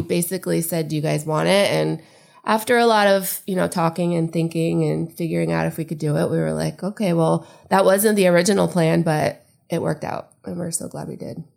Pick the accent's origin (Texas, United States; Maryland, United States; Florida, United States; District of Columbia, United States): Florida, United States; Tarpon Springs; also born or lived in Palm Harbor, Florida; I grew up in Tarpon. So, like, I went to, um, elementary and middle school there